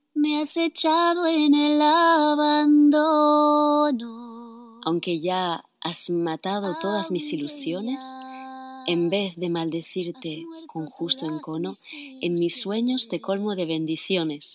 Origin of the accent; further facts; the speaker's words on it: Barcelona, Catalonia, Spain; first language Spanish and Catalan; moved away as an adult; now in France; soy catalana, nacida en Barcelona donde viví hasta los 23 años y luego me, fui a Francia, donde estoy viviendo desde el 2005